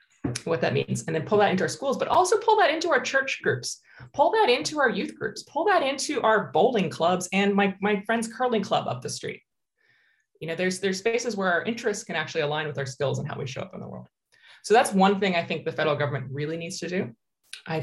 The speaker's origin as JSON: {"language": "English", "country": "United States", "tie": "born or raised there", "moved": "yes", "lives_now": "Canada", "said": "I grew up in the States"}